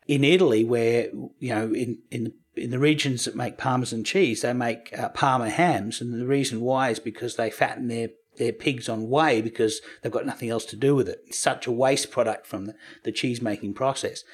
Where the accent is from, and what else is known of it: Australia